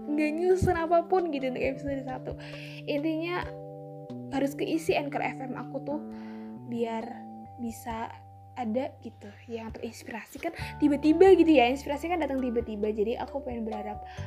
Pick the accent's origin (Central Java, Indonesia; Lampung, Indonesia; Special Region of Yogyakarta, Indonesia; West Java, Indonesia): Central Java, Indonesia; Tegal; accent: ngapak; aku orang Tegal uh, asli Tegal uh, lahir di Tegal tapi keturunan Jawa alus jadi aku tuh orang ngapak